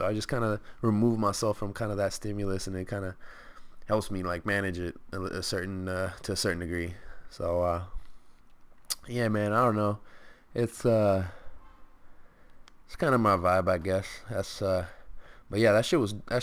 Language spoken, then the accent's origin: English; Stockton, California, United States; We're all from Stockton